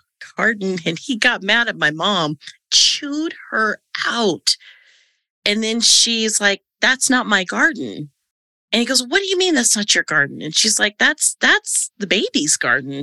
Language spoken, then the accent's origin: English; Silicon Valley, California, United States; moved away as an adult; also born or lived in Arizona; I grew up in Silicon Valley